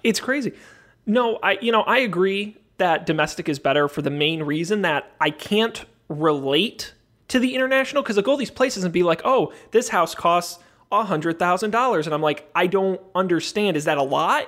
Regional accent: United States; as an American traveling alone in a foreign country

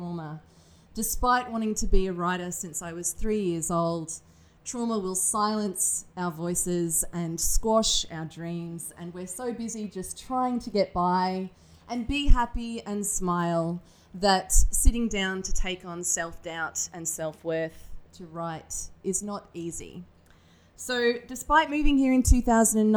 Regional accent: Australia; moved away as an adult; also born or lived in Manchester, England; now in United Kingdom; I'm obviously not from the UK. I'm Australian

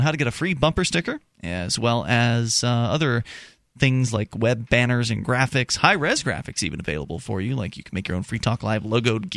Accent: Florida, United States; moved away as an adult; now in New Hampshire, United States; I'm from Florida originally

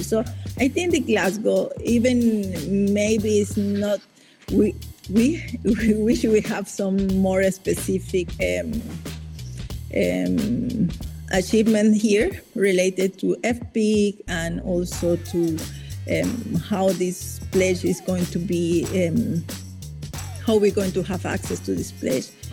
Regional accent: Caribbean coast of Nicaragua, Nicaragua; I'm indigenous Miskito from the Caribbean coast of Nicaragua

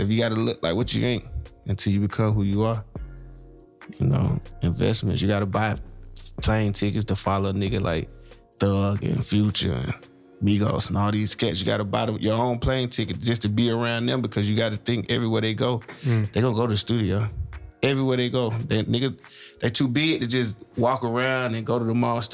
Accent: Decatur, Georgia, United States; I'm from Decatur.

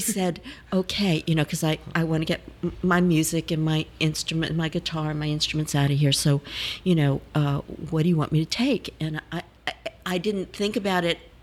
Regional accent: New Orleans, Louisiana, United States; I was born in New Orleans

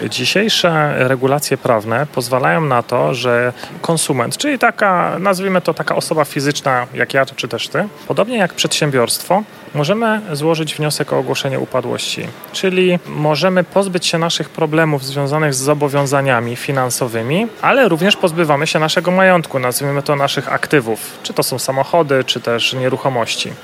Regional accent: Silesian Voivodeship, Poland; pochodzę ze Śląska.

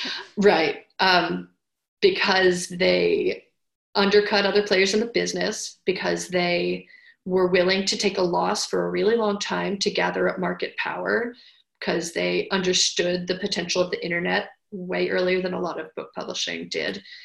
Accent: New York City, New York, United States; I was born in Manhattan.

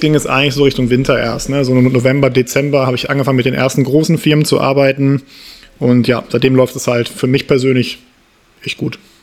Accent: Essen, North Rhine-Westphalia, Germany; moved away as an adult; also born or lived in Saarbrücken / Berlin / Munich; bin dann äh, aus dem Saarland wieder zurück in meine Heimatstadt Essen gezogen

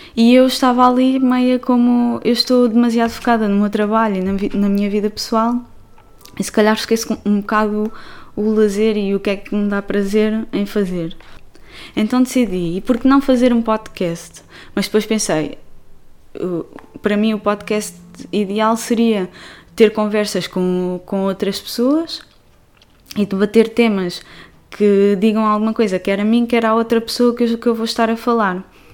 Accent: Portugal; now in Barcelona, Spain; eu sou portuguesa, vivo atualmente em Barcelona

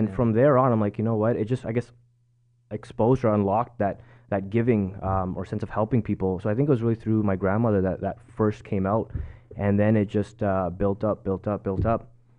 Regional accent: Markham, Ontario, Canada; also born or lived in Scarborough / Richmond Hill / Vaughan; Born and raised in Markham, Scarborough. Moved up to Richmond Hill and Vaughan.

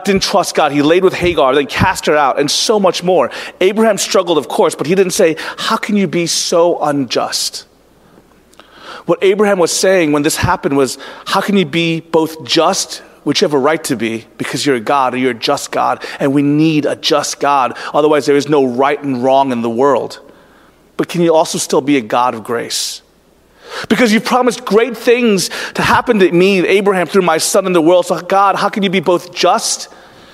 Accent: United States; also born or lived in Orlando, Florida; individualistic American people

